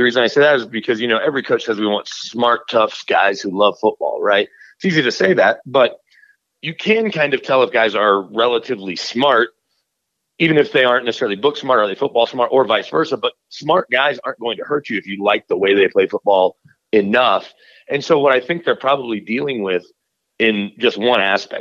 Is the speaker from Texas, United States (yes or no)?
yes; Dallas, Texas, United States; I grew up in Dallas